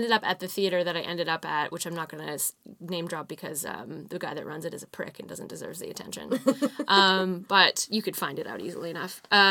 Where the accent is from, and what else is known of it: Fernie, British Columbia, Canada; born or raised there